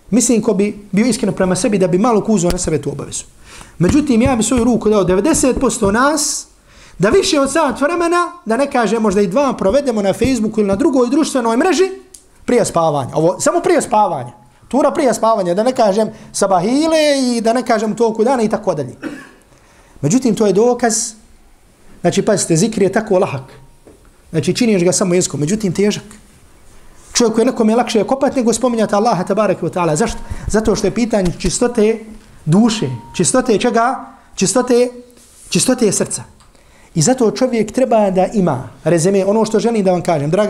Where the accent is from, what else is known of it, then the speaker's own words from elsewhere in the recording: Herzegovina, Bosnia & Herzegovina; kad mi kad dolazimo iz Hrcega na Bosnu